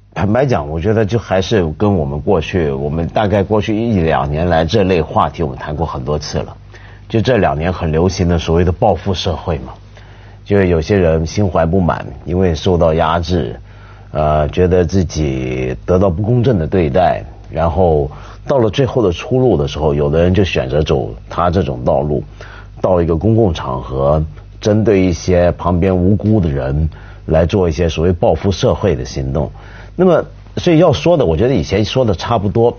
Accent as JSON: {"language": "Chinese", "country": "China", "said": "我们中国人"}